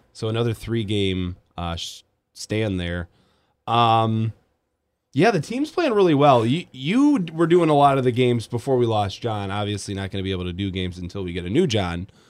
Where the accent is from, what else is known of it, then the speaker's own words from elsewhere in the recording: Grand Rapids, Michigan, United States; now in Kalamazoo, United States; I grew up in Grand Rapids